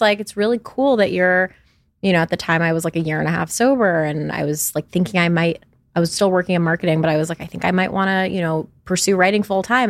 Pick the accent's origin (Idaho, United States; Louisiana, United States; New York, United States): New York, United States; now in Los Angeles, United States; I'm from New York originally, and I live in Los Angeles.